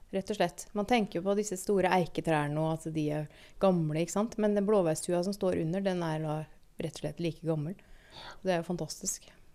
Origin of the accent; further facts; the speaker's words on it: Moss, Østfold, Norway; jeg vokste opp på Jeløya